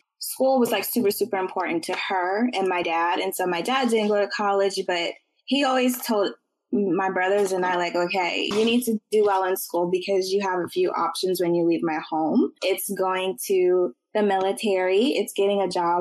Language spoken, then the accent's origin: English; Richmond, United States; We're both from Richmond. We grew up on the same side of town, which is the south side of Richmond.